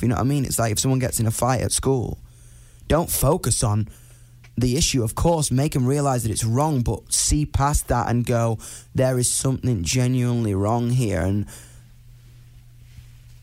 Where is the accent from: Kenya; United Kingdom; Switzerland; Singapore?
United Kingdom; me being a British person